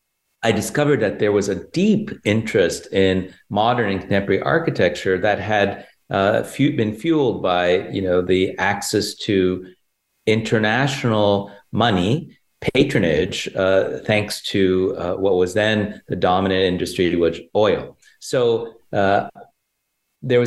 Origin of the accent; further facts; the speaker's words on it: Toronto, Ontario, Canada; also born or lived in Italy / Cambridge, Massachusetts / Houston; now in Chicago, United States; I was born in Toronto, Canada, and Italian parents